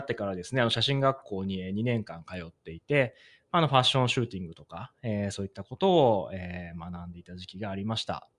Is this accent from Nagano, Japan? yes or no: yes; Nagano, Japan; 長野出身